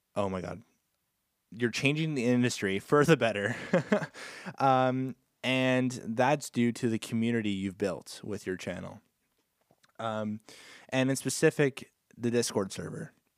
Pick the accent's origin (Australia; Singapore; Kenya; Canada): Canada; I'm Canadian